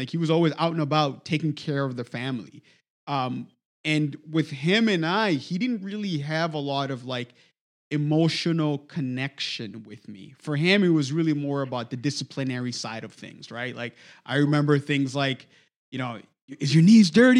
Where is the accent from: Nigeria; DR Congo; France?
DR Congo; moved away as an adult; now in United States; my experience was growing up in the Congo